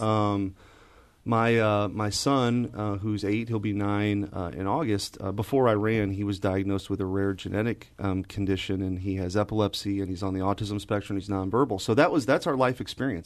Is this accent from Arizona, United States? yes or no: no; St. Louis, Missouri, United States; I grew up in Saint Louis, and I grew up in North County, actually, uh, near the airport